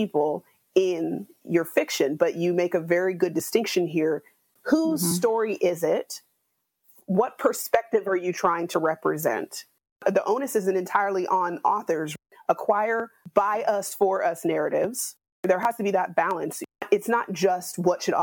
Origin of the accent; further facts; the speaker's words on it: West Coast, United States; as a Black American who was raised on the West Coast